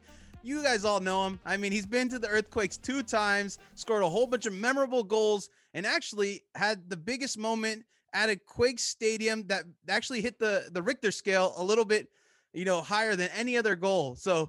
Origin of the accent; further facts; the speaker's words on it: United States; my parents are from Uruguay, so I feel like it's kind of like, I'm American, but my parents are from Uruguayan descent.